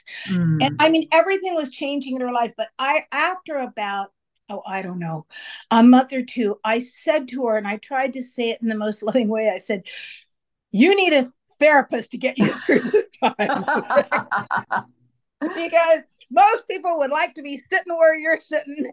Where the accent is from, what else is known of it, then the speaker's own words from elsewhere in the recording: Marin County, California, United States; I grew up in Marin County.